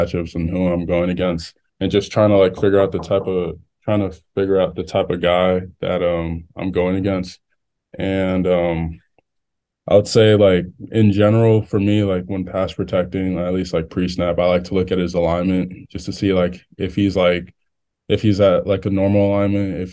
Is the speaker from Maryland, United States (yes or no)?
yes; Maryland, United States; I'm from Maryland